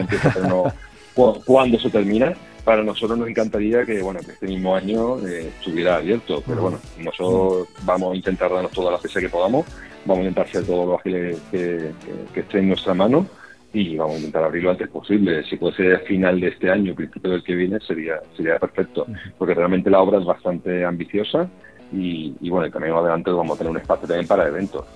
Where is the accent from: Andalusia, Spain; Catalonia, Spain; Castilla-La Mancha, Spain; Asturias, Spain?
Andalusia, Spain; Málaga; Nosotros somos malagueños, hemos, nuestro proyecto ha crecido en Málaga